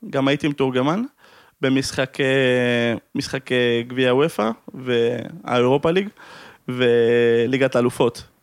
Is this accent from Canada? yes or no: no; Amsterdam, North Holland, Netherlands; אני גדלתי באמסטרדם, זה היה